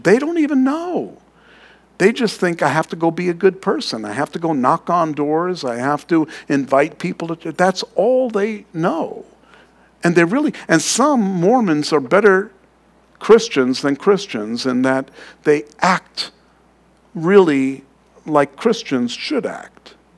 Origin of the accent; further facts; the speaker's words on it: New York City, New York, United States; I'm from Queens.